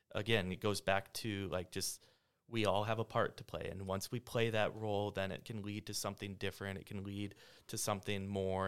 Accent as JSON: {"language": "English", "region": "South Dakota", "country": "United States", "tie": "born or raised there", "moved": "as an adult", "said": "I grew up in South Dakota. Four years ago, I moved here with my family"}